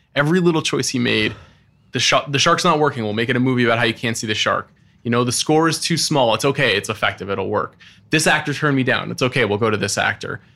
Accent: Long Island, New York, United States; I grew up on Long Island

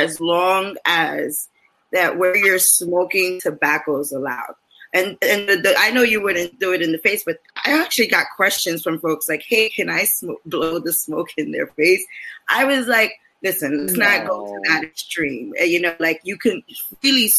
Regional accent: New York City, New York, United States; I'm here in East Harlem. I'm born and raised in East Harlem.

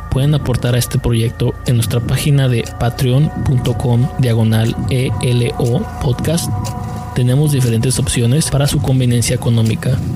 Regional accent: Tlaquepaque, Jalisco, Mexico; Soy de Tlaquepaque, Jalisco, México. Es considerado un pueblo cerca de la ciudad.

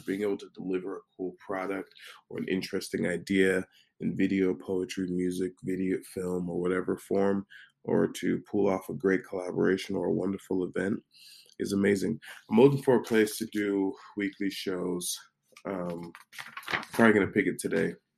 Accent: United States; as an American

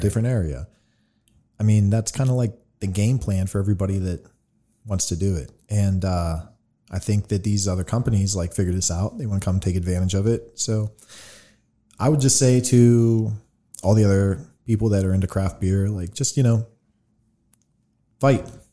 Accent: Latrobe, Pennsylvania, United States; we grew up in Lake Trobe

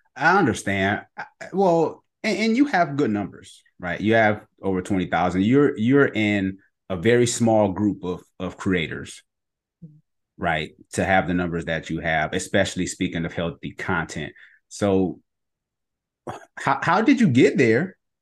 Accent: Ohio, United States; moved away; also born or lived in Cleveland; my old pastor back in Cleveland. I'm from Ohio

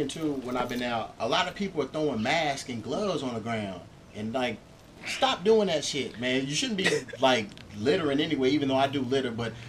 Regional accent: Louisville, Kentucky, United States; now in Los Angeles, United States; I was back in my hometown in Louisville.

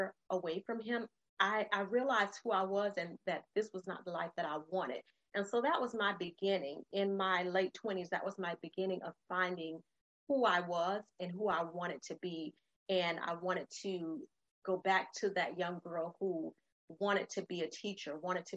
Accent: Florida, United States; moved away as an adult; also born or lived in North Carolina; I grew up in Florida, but we went to North Carolina

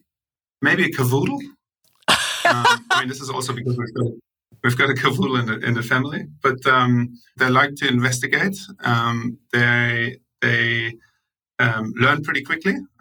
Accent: Munich, Bavaria, Germany; moved away as an adult; now in Australia; I grew up in Munich

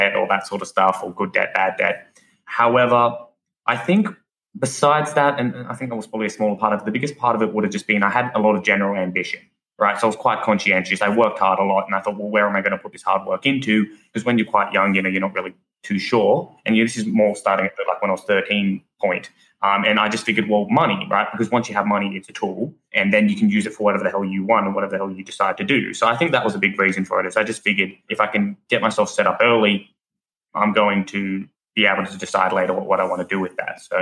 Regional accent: Australia; also known as the …

